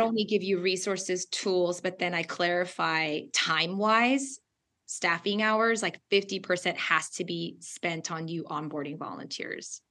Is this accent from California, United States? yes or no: yes; Southern California, United States; English is a second language; we are originally from SoCal.